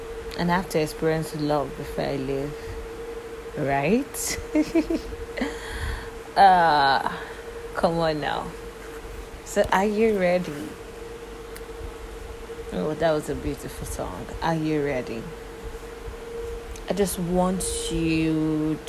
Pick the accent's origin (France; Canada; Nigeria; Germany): Nigeria; I'm from Nigeria and I currently live in Nigeria